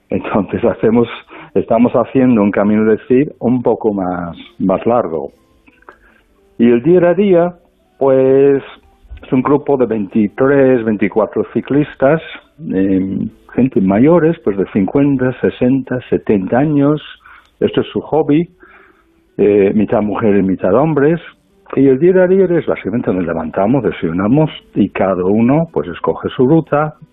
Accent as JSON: {"language": "Spanish", "country": "United Kingdom", "moved": "yes", "lives_now": "Spain", "said": "yo mismo soy británico."}